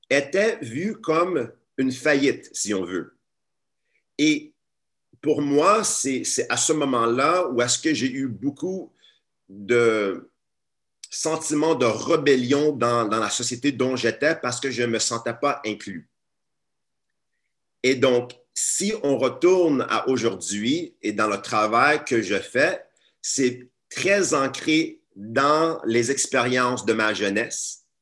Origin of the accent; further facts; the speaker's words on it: Montreal, Quebec, Canada; Ensuite, à l'âge de 10 ans, je déménage ici à Montréal, je redéménage parce que je suis né à Montréal mais je redéménage à Montréal à l'âge de 10 ans et je rentre dans une classe d'accueil.